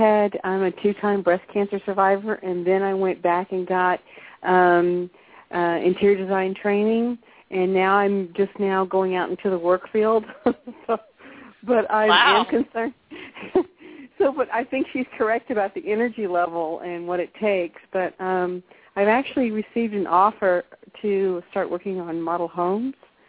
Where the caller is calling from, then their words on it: Texas, United States; I'm calling from Texas.